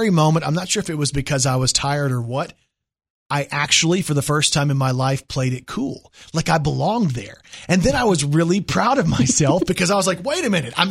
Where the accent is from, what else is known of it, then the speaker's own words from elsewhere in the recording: Texas, United States; I was born in Texas.